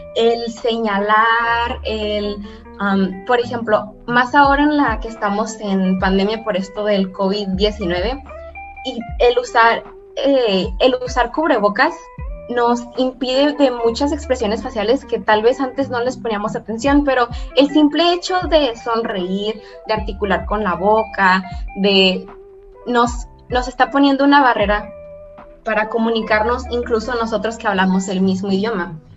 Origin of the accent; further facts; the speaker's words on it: Mexico; first language Spanish; nosotros mexicanos tenemos acento